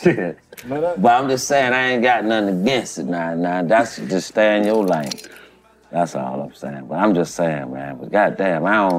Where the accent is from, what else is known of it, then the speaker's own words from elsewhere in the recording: Gainesville, Florida, United States; also born or lived in Houston; I'm born and raised out of Gainesville.